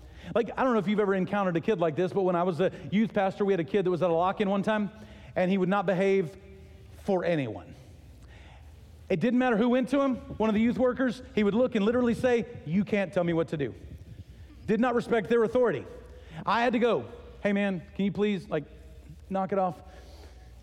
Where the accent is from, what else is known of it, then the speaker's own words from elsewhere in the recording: Texas, United States; moved away as an adult; also born or lived in Ohio; We're from Texas, but we were living in Ohio.